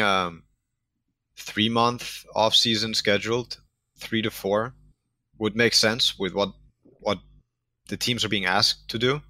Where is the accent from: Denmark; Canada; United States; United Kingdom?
Denmark; born, born and raised in Denmark.